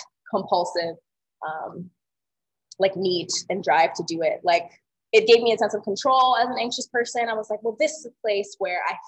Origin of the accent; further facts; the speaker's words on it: Atlanta, Georgia, United States; growing up in the South